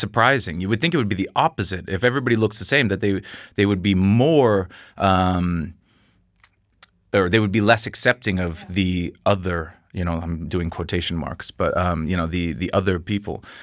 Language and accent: English; Seattle, Washington, United States; now in Copenhagen, Denmark; I'm from Seattle.